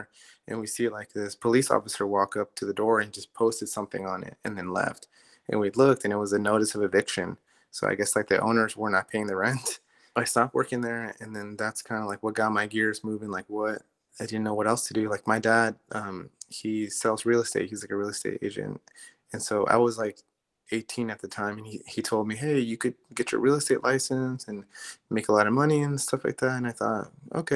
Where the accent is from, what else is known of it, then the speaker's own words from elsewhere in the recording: Maryland, United States; moved away as an adult; also born or lived in Los Angeles, California; where are you from? And I said, Maryland.